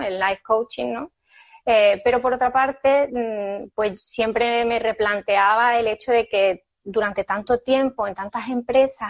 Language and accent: Spanish; Seville, Andalusia, Spain; moved away as an adult; now in Fuengirola, Spain; cuando yo vivía en Sevilla, pero yo soy sevillana